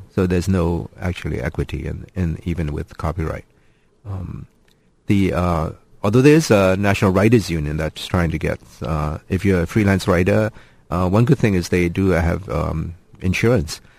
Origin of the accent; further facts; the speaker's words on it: Oregon, United States; moved away; also born or lived in Ashland, Oregon; I was from Oregon.